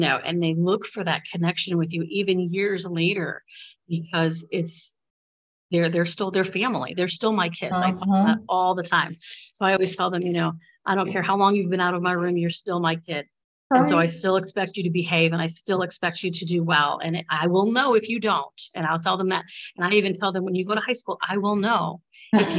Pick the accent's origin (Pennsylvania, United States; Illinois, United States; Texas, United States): Illinois, United States; Bradley; I grew up in Bradley, which is a really, it's a small district